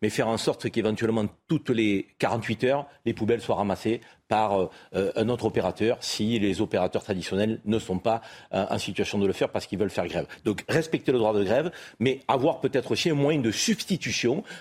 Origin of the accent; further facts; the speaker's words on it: Marseille, Provence-Alpes-Côte d'Azur, France; en tant que Marseillais, on a eu de hein, nombreux épisodes de grève qui ont duré.